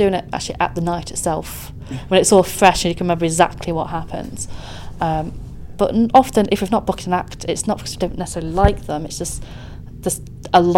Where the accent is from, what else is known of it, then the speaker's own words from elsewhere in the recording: Nottingham, East Midlands, United Kingdom; I'm very biased of Nottingham. It's my hometown.